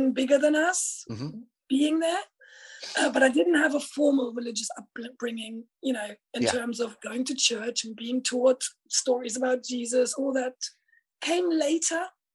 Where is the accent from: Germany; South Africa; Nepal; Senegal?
Germany; East Germany; now in United Kingdom; I'm originally from Germany. I actually grew up in socialist East Germany as a child, in a very rural area.